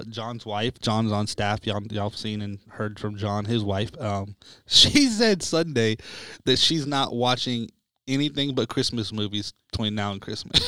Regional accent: United States; we're American

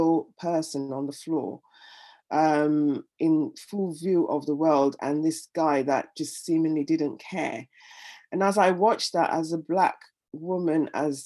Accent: Nigeria; moved away as an adult; now in London, United Kingdom; I was born in London, raised in Nigeria, and then came back to London when I was in my 20s

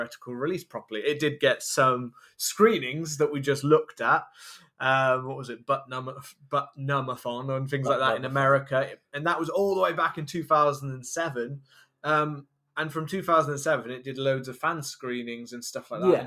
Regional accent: Gloucester, South West England, United Kingdom; We're from Gloucester in the UK

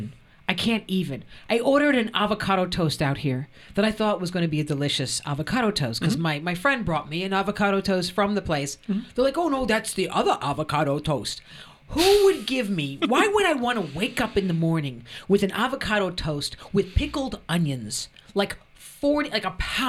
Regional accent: New York, United States; now in Los Angeles, United States; It is a rainy day in Los Angeles, which is really funny because I'm a New Yorker.

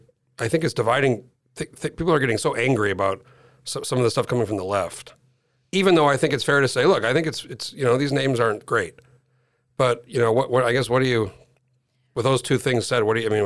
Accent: New Mexico, United States; I grew up in New Mexico, which was, you know, a lot of Native Americans there.

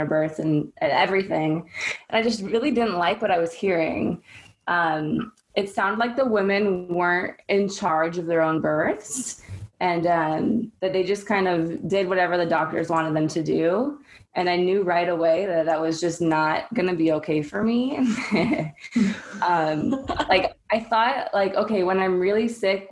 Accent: Seattle, Washington, United States; now in Southwest Florida, United States; I grew up in Seattle

